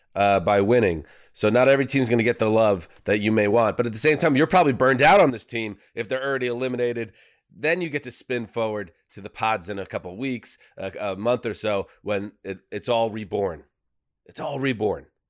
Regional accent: New York, United States; I'm from New York

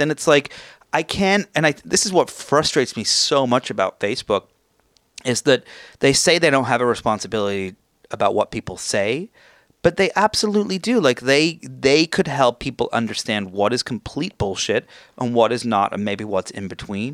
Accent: England, United Kingdom; now in United States; I grew up in England

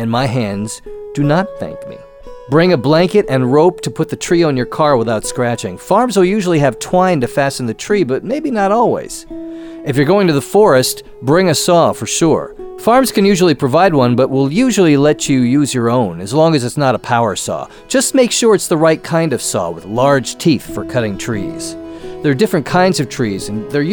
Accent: Connecticut, United States; moved away; I'm from Connecticut, so we went to a Christmas tree farm every year

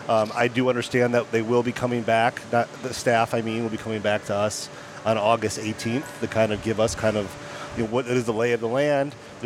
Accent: Lansing, Michigan, United States; now in Tempe, United States; I'm from Lansing, Michigan, so I grew up and remain, unfortunately, a long-suffering Detroit sports fan.

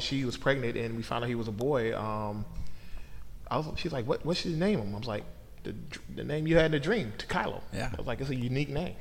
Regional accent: Oakland, California, United States; moved away as an adult; now in Portland, United States; I moved from Oakland, California to Portland mm-hmm. in the summer of 2004

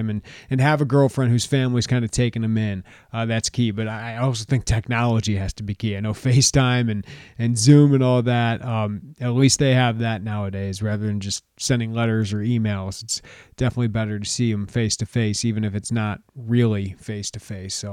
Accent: United States; as as an American dad, I just want to thank the one Australian I talk to regularly.

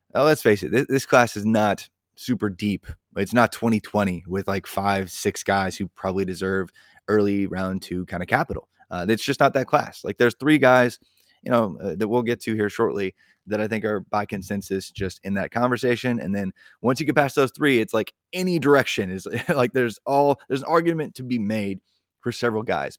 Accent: Indiana, United States; in my home state of indiana

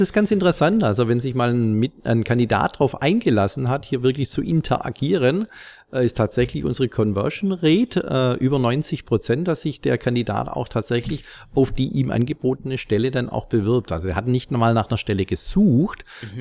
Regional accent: Stuttgart area, Baden-Württemberg, Germany; im Großraum Stuttgart, wo ich herkomme

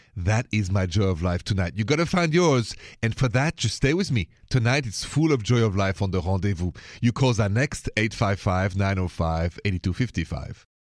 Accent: Paris, Île-de-France, France; accent: French; English is a second language; moved away; I'm from Paris

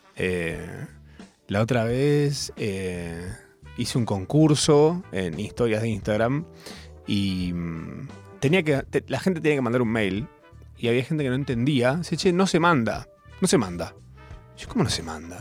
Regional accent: Argentina; como todo argentino de bien

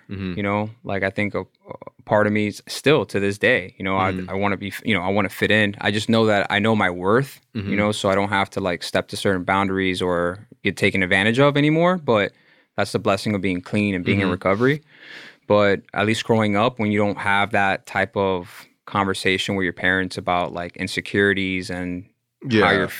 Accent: Miami, Florida, United States; Born and raised in Miami, County of Dade.

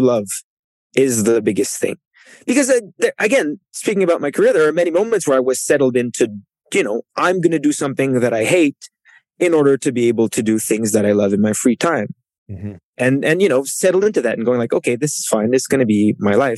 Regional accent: Canada; first language French; English is a second language; he and I, like, kind of mirror each other in the way that we come from Canada

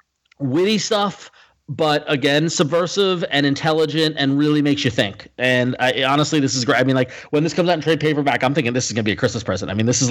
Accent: Northeast, United States; I'm a liberal from the Northeast.

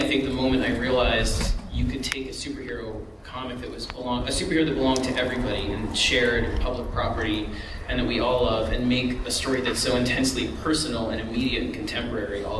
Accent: New York, United States; growing up in New York

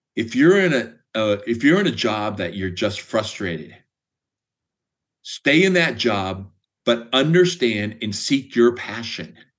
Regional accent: Speedway, Indiana, United States; moved away as an adult; also born or lived in Greencastle, Indiana / Washington State; now in Phoenix, United States; I currently live in Phoenix, and I grew up in Speedway, Indiana

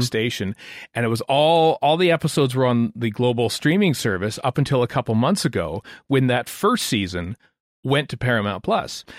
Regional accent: Canada; as a Canadian

